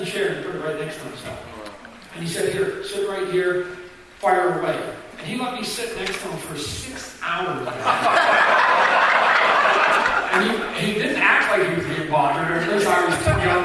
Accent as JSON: {"language": "English", "country": "Canada", "tie": "born or raised there", "said": "I'm a Canadian kid"}